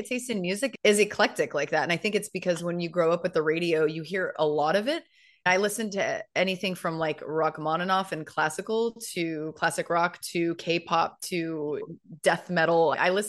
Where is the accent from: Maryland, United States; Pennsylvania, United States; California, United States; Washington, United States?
California, United States; San Diego; So I hail from sunny Southern California, and most of my life was spent in and around the San Diego area.